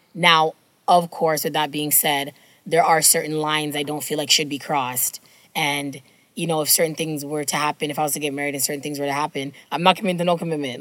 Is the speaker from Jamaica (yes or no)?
yes; Jamaica; I'll say this as a Jamaican person